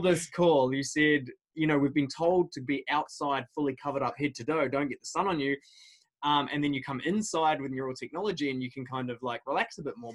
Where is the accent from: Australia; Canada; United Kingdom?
United Kingdom; moved away; I grew up in the United Kingdom